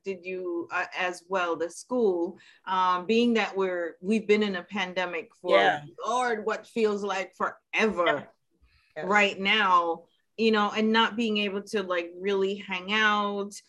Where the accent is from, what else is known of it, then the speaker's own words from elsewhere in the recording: Jamaica; now in New York, United States; we are Caribbean people, you know, and we're from Jamaica